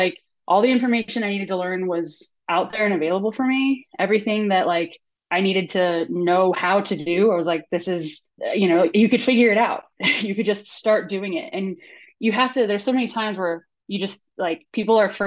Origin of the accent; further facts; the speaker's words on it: San Dimas, California, United States; I grew up in San Dimas, which is like a suburb of LA.